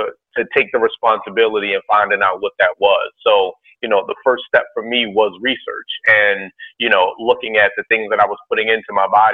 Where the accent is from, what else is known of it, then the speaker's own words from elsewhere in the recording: Baltimore, Maryland, United States; I was born and raised in Baltimore